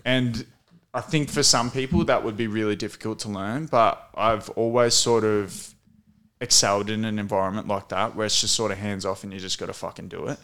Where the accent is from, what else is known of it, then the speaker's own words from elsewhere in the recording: Emerald, Victoria, Australia; We grew up in Emerald